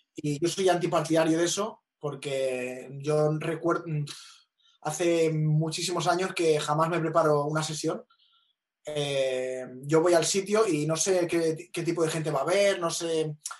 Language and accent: Spanish; Vila-seca, Catalonia, Spain; las fiestas de las fiestas mayores de mi pueblo